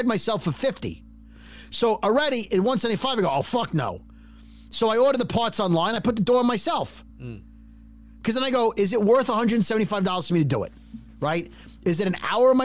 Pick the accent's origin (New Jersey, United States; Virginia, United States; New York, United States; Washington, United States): New York, United States; New York City; I'm from Brooklyn